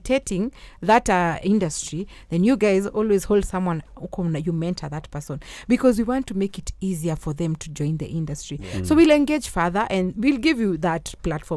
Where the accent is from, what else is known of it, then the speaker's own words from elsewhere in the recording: Nairobi, Kenya; when I was growing up in Kilimani Primary, we had sports days